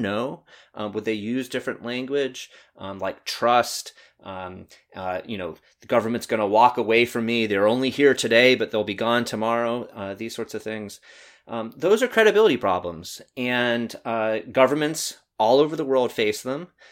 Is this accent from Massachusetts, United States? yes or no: no; North Carolina, United States; moved away; growing up in North Carolina for a while